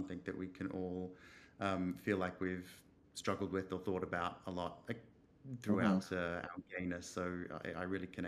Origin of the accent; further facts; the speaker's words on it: Australia; I'm not quite as Australian as some of my family are.